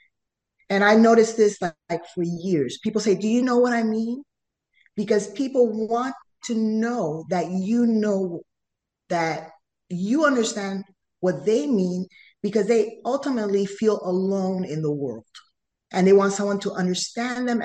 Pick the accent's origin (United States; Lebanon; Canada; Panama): Panama; first language Spanish; English is a second language; I come from Panama